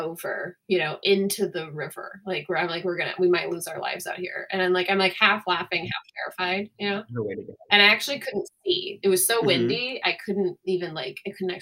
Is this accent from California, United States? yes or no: yes; Northern California, United States; moved away; The number had my hometown area code.